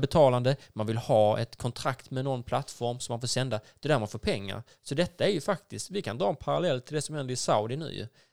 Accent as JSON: {"language": "Swedish", "region": "Skåne", "country": "Sweden", "said": "vi som är skåningar"}